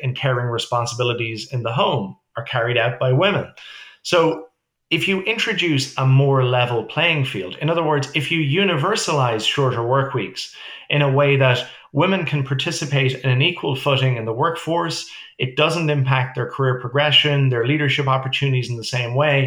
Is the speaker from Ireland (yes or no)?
yes; Ireland; also born or lived in New York City, United States; now in Toronto, Canada; we're obviously originally from Ireland